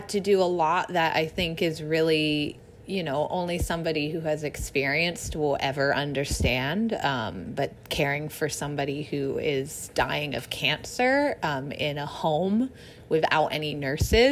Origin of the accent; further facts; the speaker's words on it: England, United Kingdom; now in Los Angeles, United States; We're all English